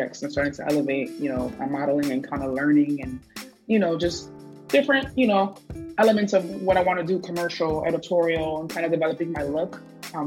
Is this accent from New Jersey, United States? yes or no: yes; West New York, New Jersey, United States; also born or lived in Ridgefield Park, New Jersey; now in Hackensack, United States; I'm from Ritual Park, but I'm in Hackensack right now. But I'm from West New York